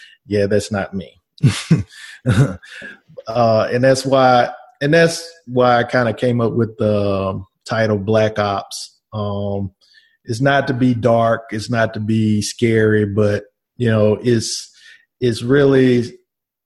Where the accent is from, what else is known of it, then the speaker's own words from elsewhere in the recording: Shreveport, Louisiana, United States; also born or lived in Washington, D.C.; now in Covington, United States; My hometown is Shreveport, Louisiana. Currently live in Covington, Louisiana. And I was born and raised in Shreveport